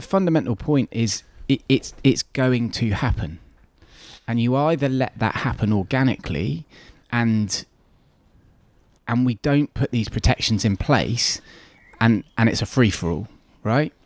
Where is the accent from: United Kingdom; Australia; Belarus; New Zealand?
United Kingdom; North Devon, South West England; I grew up in North Devon, um, as I said, it, it raised me